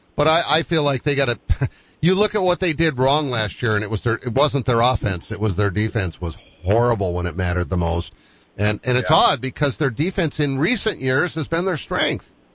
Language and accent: English; Boston, Massachusetts, United States; Being a Bostonian